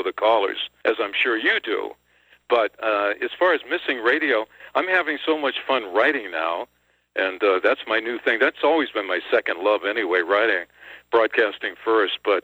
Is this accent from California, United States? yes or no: no; Maine, United States; in my home state